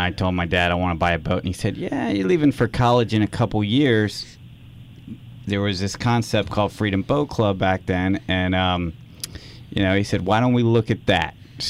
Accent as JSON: {"language": "English", "town": "Sarasota", "region": "Florida", "country": "United States", "tie": "born or raised there", "moved": "as an adult", "said": "we grew up in Sarasota"}